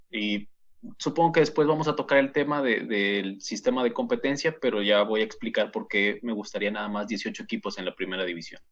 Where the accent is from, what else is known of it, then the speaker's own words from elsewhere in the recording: Saltillo, Coahuila, Mexico; somos eh, los dos conductores de marcador final y somos de Saltillo, Coahuila